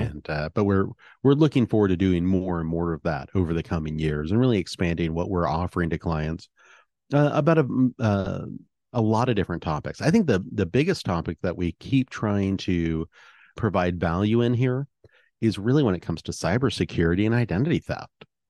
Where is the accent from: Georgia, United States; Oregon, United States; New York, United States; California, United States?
Oregon, United States; I was raised here in Oregon